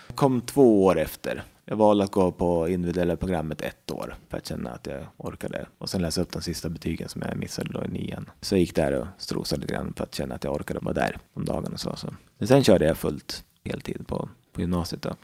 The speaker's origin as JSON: {"language": "Swedish", "town": "Västerås", "region": "Västmanland", "country": "Sweden", "tie": "born or raised there", "also_born_or_lived": "Uppsala", "said": "Jag kommer från eh, Västerås, född och uppvuxen där. Jag har bott där i hela mitt liv"}